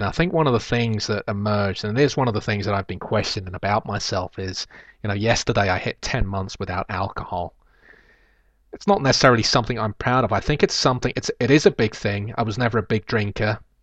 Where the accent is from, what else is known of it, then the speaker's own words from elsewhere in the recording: London, United Kingdom; I was born in Kennington